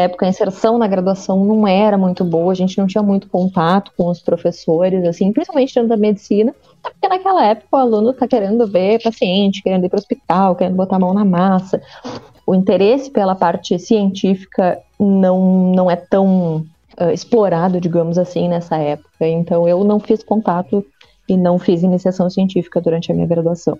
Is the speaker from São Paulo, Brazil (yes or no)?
no; Pelotas, Rio Grande do Sul, Brazil; Eu sou natural de Pelotas